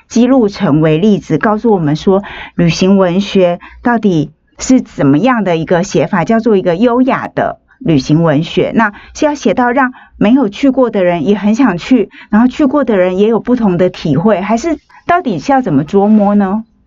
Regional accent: Taiwan; 我们台湾人

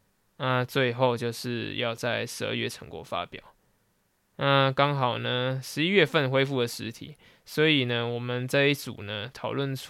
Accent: central and southern Taiwan, Taiwan; 那因为我是中南部的小孩，所以呢，多少还是会一点台语。

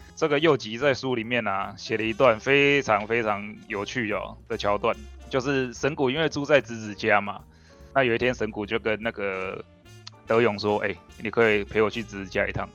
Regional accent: Taiwan; 我们台湾人

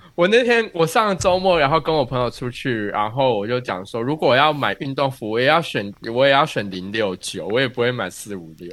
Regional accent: Taiwan; now in United States; 我们台湾人一定看过的

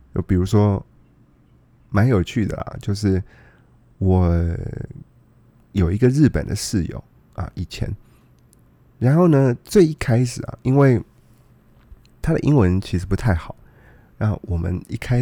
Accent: Taiwan; Yeah，我是台湾人，我我是台湾人

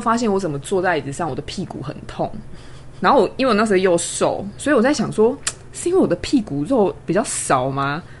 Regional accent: Kaohsiung, Taiwan; moved away as an adult; now in Taipei, Taiwan; 因为我是高雄人，嗯。所以其实我是，等于是在台北租房子。 那我自己的家人都在高雄

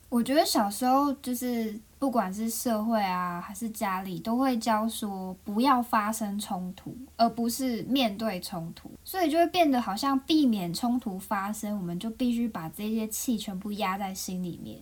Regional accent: Taiwan; now in Japan; 毕竟我是个台湾人

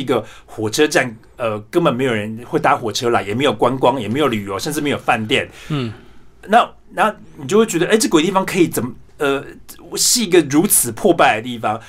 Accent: Yongjing, Changhua County, Taiwan; moved away as an adult; also born or lived in Taipei, Taiwan; now in Germany; 我本身，呃，的确是来自彰化县永靖乡，然后我是家里排行第九，我七个姐姐跟一个哥哥那样

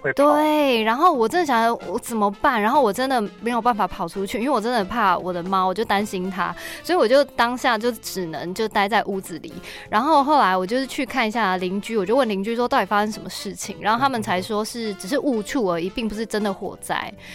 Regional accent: Taiwan; 我们身为台湾人啊，真的是是啊。根本就是从小跟地震共处的

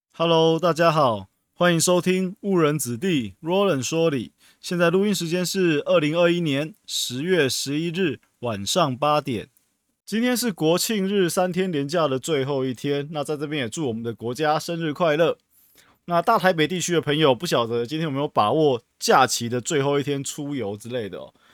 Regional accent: Taiwan; 我们台湾人民

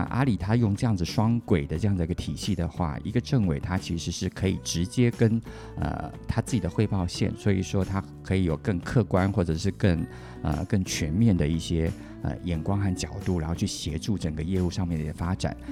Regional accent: Taiwan; 我自己本身也是台湾长大的小孩

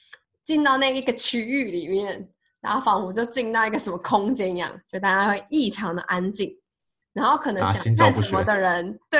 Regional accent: Pingtung County, Taiwan; 哎，对，一是我是屏东人，二是呃，我们我上班的地方在那个桃园南坎那边

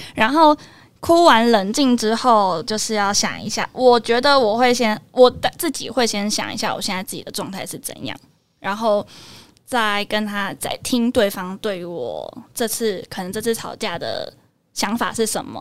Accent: Tainan, Taiwan; now in Taipei, Taiwan; 我家， 哦，老家是在台南，然后我在台北是跟姐姐住

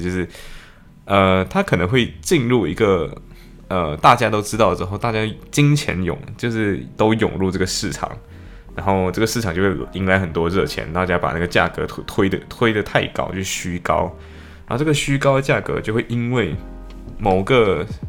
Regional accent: Malaysia; moved away as an adult; now in Liverpool, United Kingdom; 我们马来西亚人的语境

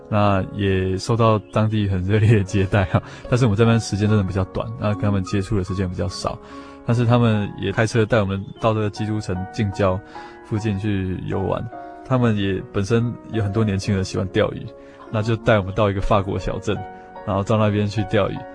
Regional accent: Taiwan; 我们台湾的年轻人

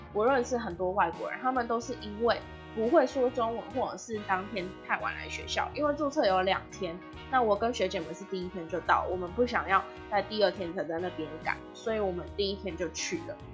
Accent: Taiwan; 你作为一个台湾人，你去中国当交换学生

